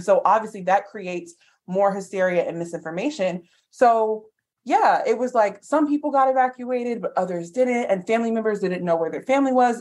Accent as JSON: {"language": "English", "town": "New Orleans", "region": "Louisiana", "country": "United States", "said": "I'm from New Orleans"}